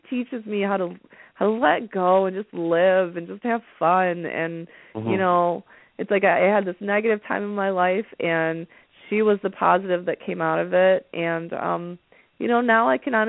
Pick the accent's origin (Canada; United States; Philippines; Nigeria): United States; Metro Detroit, Oakland County, Michigan; I grew up in Metro Detroit in Oakland County.